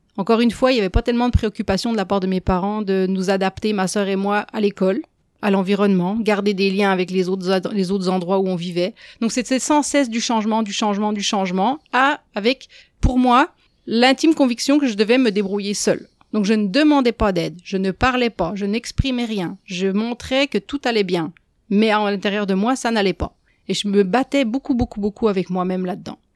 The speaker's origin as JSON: {"language": "French", "country": "France", "tie": "born or raised there", "moved": "as an adult", "lives_now": "Quebec, Canada", "said": "Peut-être que mon accent l'a déjà trahi, mais je ne viens pas d'ici. Euh, ça fait 20 ans que je suis au Québec. J'ai grandi en France"}